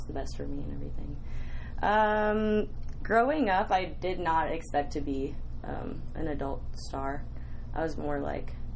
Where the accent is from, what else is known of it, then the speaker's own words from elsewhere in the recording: Las Vegas, Nevada, United States; also born or lived in Los Angeles, California; I grew up in LA until I was 6 years old, and I moved to Vegas.